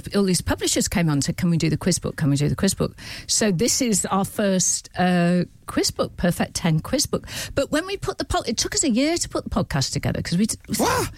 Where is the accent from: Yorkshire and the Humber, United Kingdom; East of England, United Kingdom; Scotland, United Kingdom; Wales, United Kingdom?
Wales, United Kingdom; Prestatyn; accent: a little bit Scouse; I'm from North Wales, like that strip of North Wales